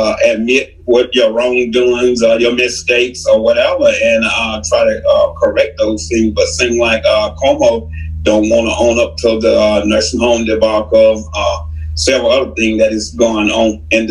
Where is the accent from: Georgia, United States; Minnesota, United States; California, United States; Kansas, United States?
Georgia, United States; also born or lived in Jamaica, Queens, New York; I'm a born New Yorker, but I was raised in Georgia. I'm from Jamaica, Queens, New York.